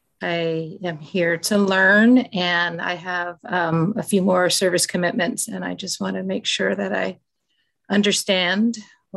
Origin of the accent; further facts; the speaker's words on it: Sonoma, California, United States; I'm from Sonoma, California